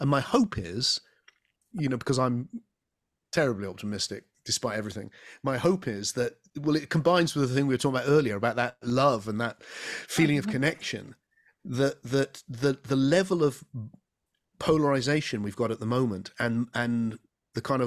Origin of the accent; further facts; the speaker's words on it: England, United Kingdom; I'm an Englishman. I live in the southwest of England.